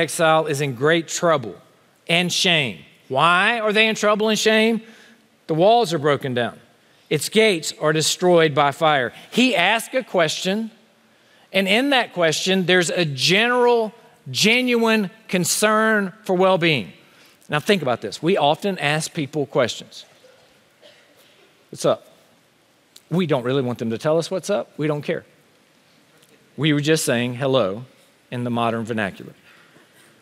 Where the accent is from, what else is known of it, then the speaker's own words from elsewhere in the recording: Honea Path, South Carolina, United States; moved away; my hometown of Honey Pass, South Carolina.